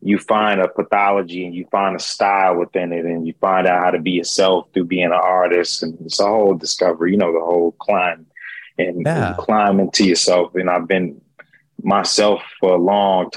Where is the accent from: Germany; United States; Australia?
United States; Oklahoma City, Oklahoma; also born or lived in New York City / Los Angeles; now in Dallas, United States; Oklahoma City, Oklahoma is where I was born and raised at. I live in Dallas, Texas now, but I lived all over in New York City, LA.